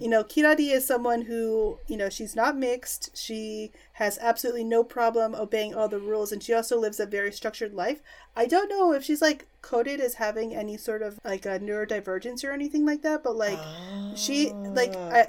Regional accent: New York City, New York, United States; moved away as an adult; now in Japan; I grew up in New York City

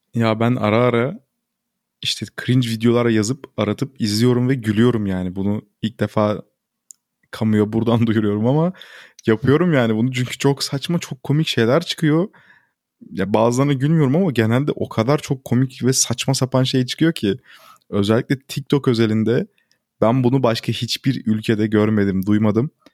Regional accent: Turkey; first language Turkish

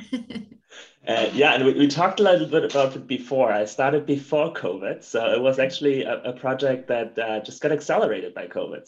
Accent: Germany; accent: German; English is a second language; moved away as an adult; now in United States; as you can probably tell by my accent, I'm German.

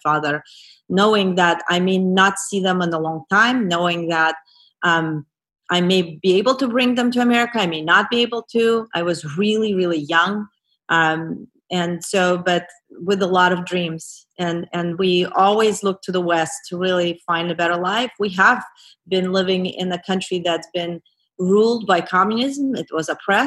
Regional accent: Azerbaijan; English is a second language; moved away as an adult; also born or lived in Brooklyn, New York; now in United States; I grew up in Azerbaijan

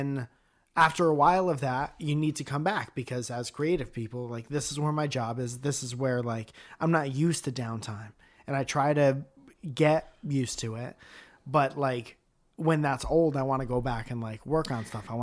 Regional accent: Connecticut, United States; moved away; I'm from Connecticut

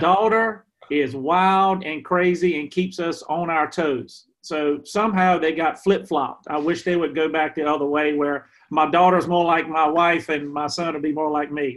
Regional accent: Emporia, Virginia, United States; here in my hometown in Emporia

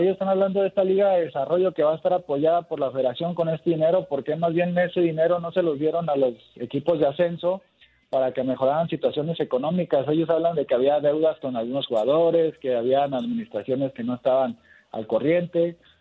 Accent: Mexico; Somos cinco los mexicanos que hemos jugado en Argentina

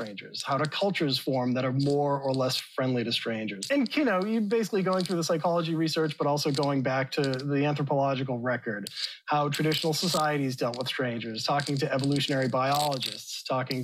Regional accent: Boston, Massachusetts, United States; I grew up in Boston

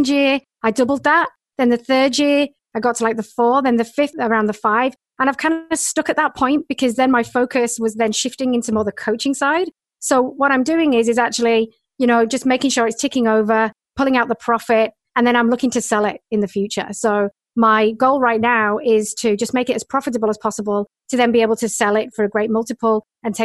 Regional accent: north of England, United Kingdom; moved away as an adult; now in Australia; I'm originally from England, the north of England

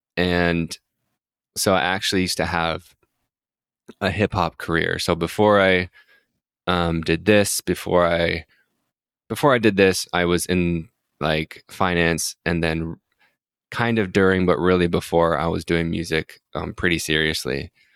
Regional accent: Utah, United States; I grew up in a religious household, so I'm from Utah, so I grew up Mormon

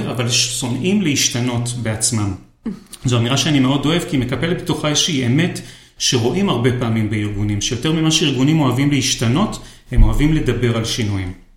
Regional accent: Israel; אצלנו בישראל

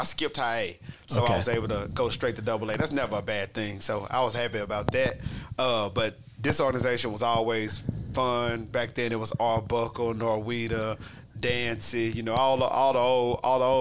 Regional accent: Houston, Texas, United States; Houston because that's my hometown

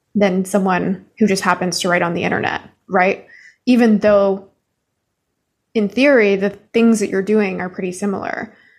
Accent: Canada; now in United States; I'm Canadian

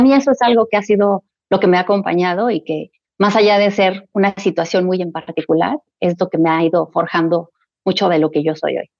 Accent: Querétaro, Mexico; also born or lived in Mexico City; nació en la Ciudad de México, soy mexicana, mexicana. Tengo ya muchos años viviendo en la ciudad de Querétaro

